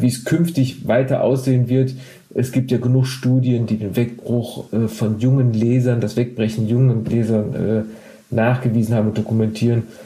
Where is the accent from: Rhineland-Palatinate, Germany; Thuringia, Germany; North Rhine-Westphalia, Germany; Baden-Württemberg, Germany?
North Rhine-Westphalia, Germany; Duisburg; ich bin in Duisburg geboren